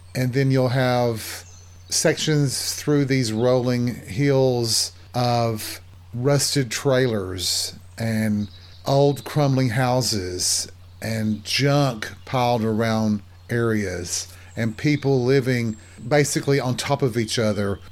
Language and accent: English; the South, United States; born or raised there